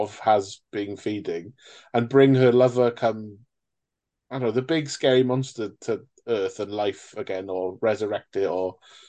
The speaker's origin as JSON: {"language": "English", "region": "Wales", "country": "United Kingdom", "said": "as a Welshman"}